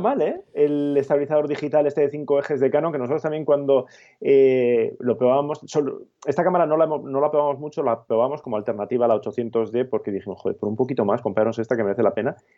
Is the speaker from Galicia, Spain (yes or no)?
no; Basque Country, Spain; moved away; estas navidades que he estado por mi tierra, por Euskadi